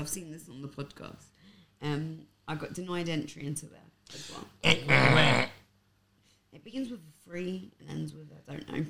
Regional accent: London, United Kingdom; I'm from Hackney.

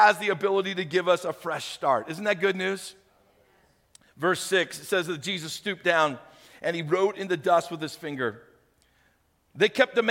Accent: St. Louis, Missouri, United States; moved away; When I was a kid, I grew up in St. Louis.

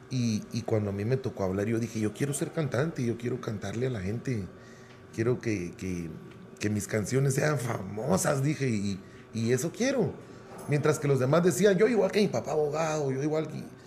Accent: Guatemala City, Guatemala Department, Guatemala; yo nací y siempre viví en Utatlán

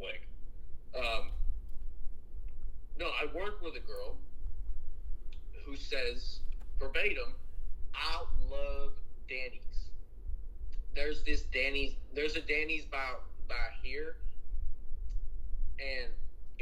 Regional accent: Maryland, United States; I'm from Maryland.

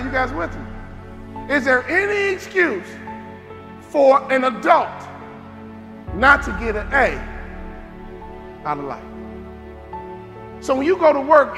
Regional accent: Chicago, Illinois, United States; I'm from Chicago.

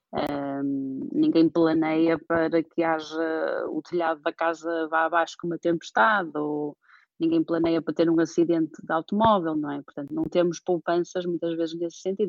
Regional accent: Porto, Norte, Portugal; also born or lived in Cambridge, United Kingdom; nasci e fui criada aqui no Porto

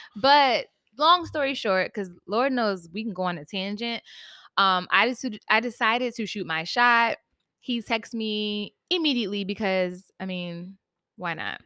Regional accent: Virginia, United States; now in New York, United States; shout out to the seven five, that's where I'm from

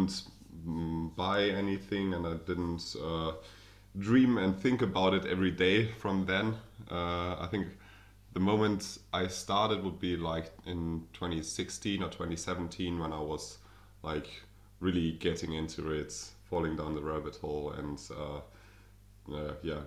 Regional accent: Berlin, Germany; accent: German; English is a second language; I'm German, as you can hear probably from my accent. I'm from Berlin, the capital

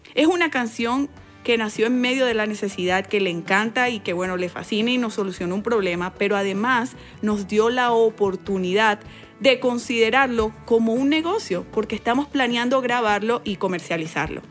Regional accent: Valledupar, Cesar, Colombia; Me crié en Valledupar, Colombia, inmersa en una cultura muy musical

